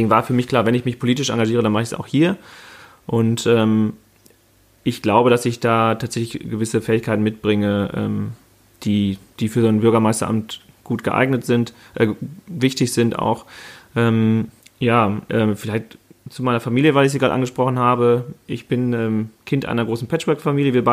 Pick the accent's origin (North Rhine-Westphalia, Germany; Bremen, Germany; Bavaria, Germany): North Rhine-Westphalia, Germany; Freckenhorst; ich komme aus Freckenhorst, also bin in Warendorf geboren, an einem Fettmarktsonntag, wie ich immer gerne sage, an sehr stürmischen Fettmarktsonntag, ähm, im Jahr 1986, bin also 33 Jahre alt